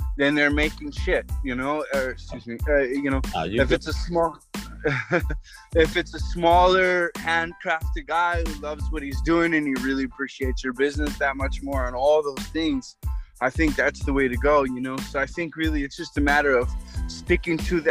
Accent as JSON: {"language": "English", "region": "New Mexico", "country": "United States", "also_born_or_lived": "Philadelphia", "moved": "yes", "said": "I'm from New Mexico"}